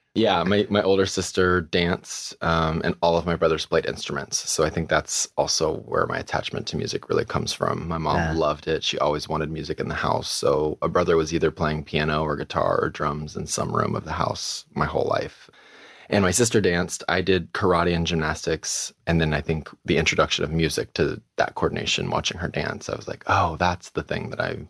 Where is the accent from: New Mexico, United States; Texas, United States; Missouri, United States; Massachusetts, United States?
Missouri, United States; also born or lived in Minnesota; Grew up in a small town in Missouri. I was born in Minnesota.